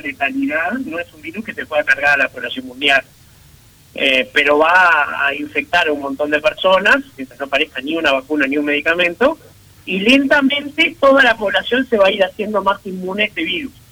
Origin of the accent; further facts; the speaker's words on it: Uruguay; como uruguayos